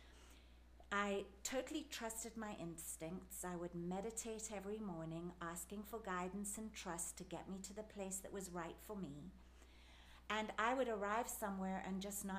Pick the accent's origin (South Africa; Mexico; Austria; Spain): South Africa; accent: South African; moved away as an adult; also born or lived in England / New Jersey; now in Cincinnati, United States; I usually just straight up say South Africa, because that's where I grew up, and it's where I sound like I'm from. It's my accent